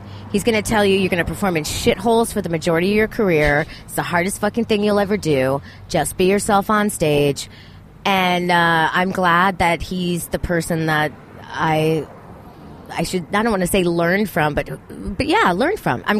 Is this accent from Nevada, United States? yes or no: no; Miami, Florida, United States; born or raised there